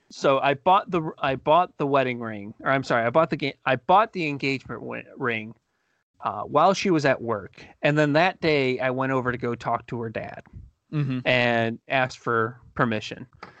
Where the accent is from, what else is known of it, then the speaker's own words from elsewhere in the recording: Cleveland, Ohio, United States; We're from Cleveland.